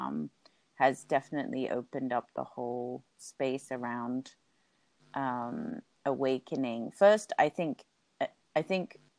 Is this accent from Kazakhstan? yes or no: no; Hong Kong; half English, half Swiss, but born and grew up in Hong Kong